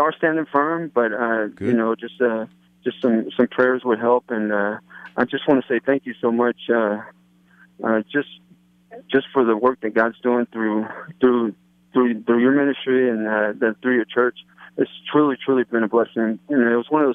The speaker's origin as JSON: {"language": "English", "region": "Louisiana", "country": "United States", "moved": "as an adult", "said": "I'm from Louisiana"}